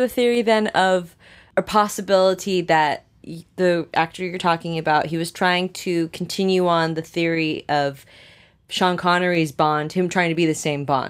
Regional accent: Canada; I grew up in Canada

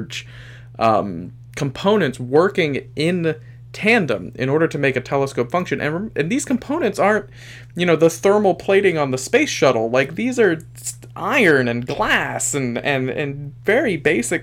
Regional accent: Napa, California, United States; I grew up in Napa

